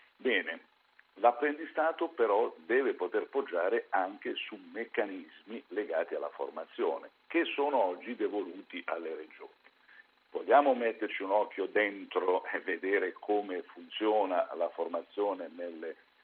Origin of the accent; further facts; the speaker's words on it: Apulia, Italy; io sono pugliese